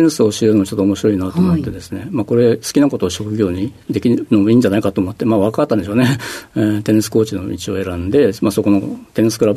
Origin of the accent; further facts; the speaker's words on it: Fukuoka, Japan; 福岡県の福岡市になりますね